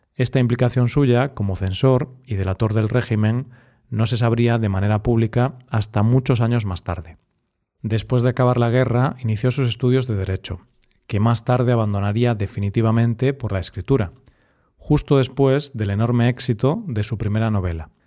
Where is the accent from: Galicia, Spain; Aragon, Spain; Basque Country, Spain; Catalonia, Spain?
Galicia, Spain